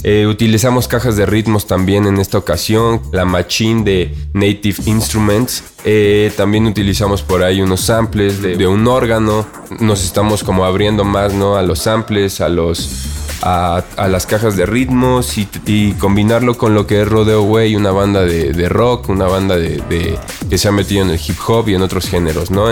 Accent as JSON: {"language": "Spanish", "region": "Mexico City", "country": "Mexico"}